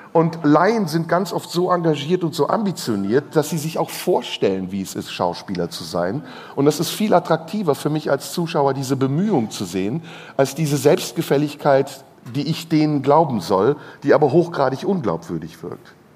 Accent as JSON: {"language": "German", "country": "Turkey", "said": "meine Landsleute, meine ehemaligen Landsleute, die Türken"}